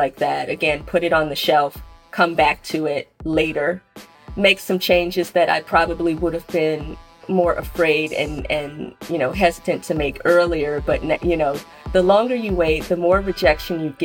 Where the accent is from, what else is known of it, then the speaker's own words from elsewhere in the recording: Chicago, Illinois, United States; accent: Southern; moved away as an adult; also born or lived in Memphis, Tennessee / Tuskegee, Alabama; now in Little Rock, United States; my experience in Chicago as a Chicagoan.